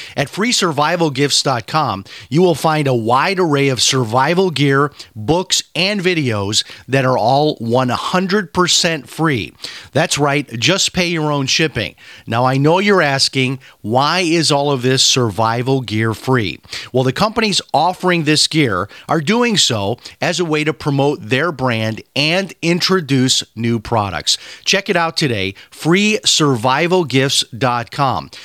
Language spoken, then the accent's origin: English; Chicago, Illinois, United States; growing up in Chicago